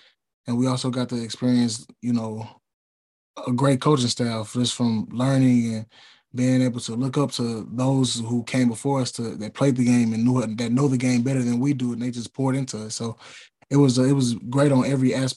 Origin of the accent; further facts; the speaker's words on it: St. Louis, Missouri, United States; moved away as an adult; now in Jackson, United States; me and a couple of my teammates are from St. Louis